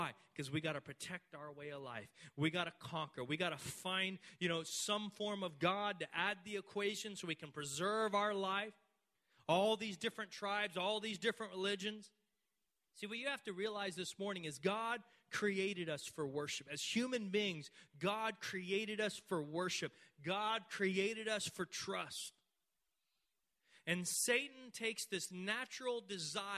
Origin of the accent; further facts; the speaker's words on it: Texas, United States; growing up in Texas